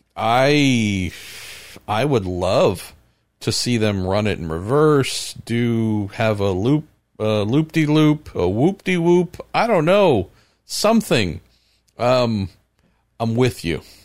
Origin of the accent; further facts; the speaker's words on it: California, United States; here in my home state of California